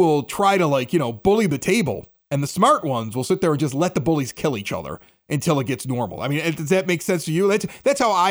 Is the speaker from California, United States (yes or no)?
no; Chicago, Illinois, United States; accent: Chicago; also born or lived in Reno, Nevada; My Chicago accent